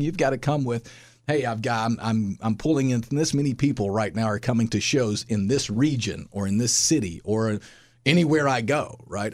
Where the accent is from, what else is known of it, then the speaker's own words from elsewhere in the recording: Sparta, Tennessee, United States; also born or lived in Nashville, Tennessee; my hometown, which is Sparta, Tennessee